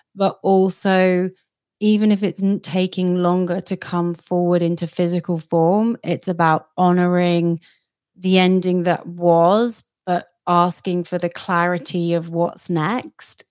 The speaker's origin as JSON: {"language": "English", "country": "United Kingdom", "said": "I'm a Brit"}